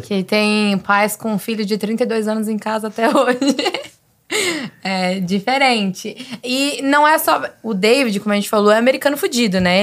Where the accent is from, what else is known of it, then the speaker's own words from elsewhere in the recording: Brazil; also born or lived in San Francisco Bay Area, United States; now in United States; eu sou do Brasil, falo espanhol